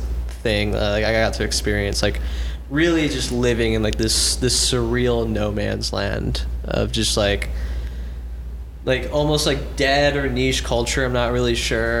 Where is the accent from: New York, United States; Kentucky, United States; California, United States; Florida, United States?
Florida, United States; Melbourne; moved away; I grew up in Melbourne, Florida, which is like middle Florida